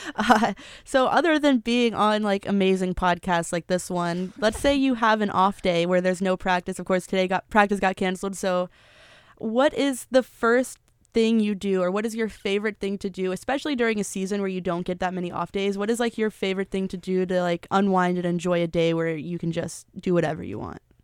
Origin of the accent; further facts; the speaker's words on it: Tennessee, United States; I am from Tennessee